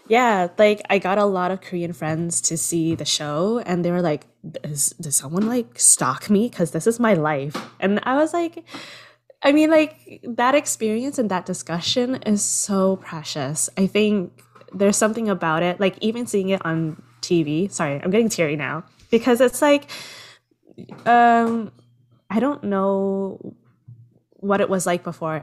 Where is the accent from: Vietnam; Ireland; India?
Vietnam; Southern Vietnam; accent: southern (Vietnamese); also born or lived in Berlin, Germany; now in Toronto, Canada; speak to them in my southern accent